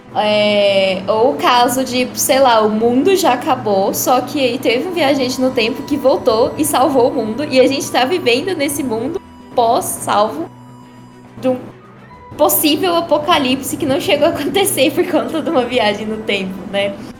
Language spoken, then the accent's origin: Portuguese; Goiás, Brazil; sou goiano do pé rachado.